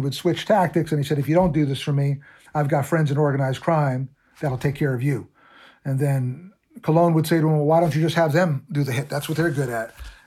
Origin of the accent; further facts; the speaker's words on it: New York, United States; I'm from New York